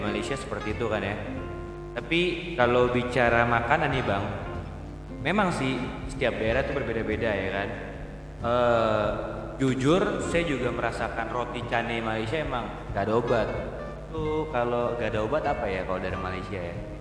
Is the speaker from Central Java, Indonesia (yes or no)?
no; Jakarta, Indonesia; saya dari Manggarai